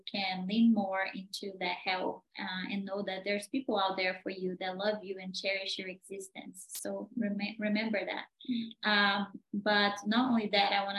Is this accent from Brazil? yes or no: yes; Brazil; moved away; I am originally from Brazil